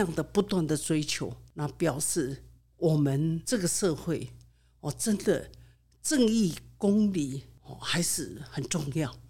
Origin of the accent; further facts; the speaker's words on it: Yilan, Yilan County, Taiwan; 我的故乡在宜兰，宜兰